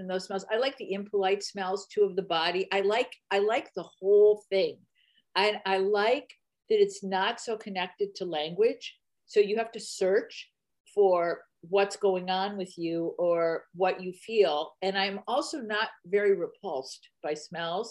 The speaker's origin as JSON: {"language": "English", "town": "Detroit", "region": "Michigan", "country": "United States", "tie": "born or raised there", "moved": "as an adult", "lives_now": "Berkeley, United States", "said": "I lived my first 20 some years in Detroit."}